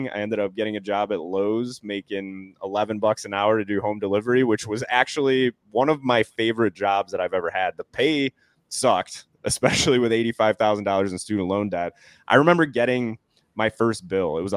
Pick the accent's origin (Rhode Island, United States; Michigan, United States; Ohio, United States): Rhode Island, United States; Newport; born there; also born or lived in Delaware; So I was born in Newport, Rhode Island. So pretty cool to say. It's a tiny little state, and Newport is absolutely gorgeous.